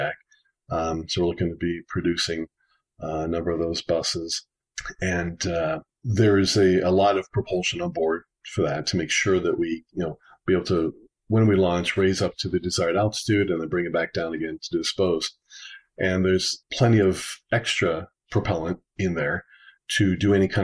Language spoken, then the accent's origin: English; Tempe, Arizona, United States; moved away as an adult; now in Colorado, United States; I grew up in Tempe area, went from kindergarten through college, living in the same house there.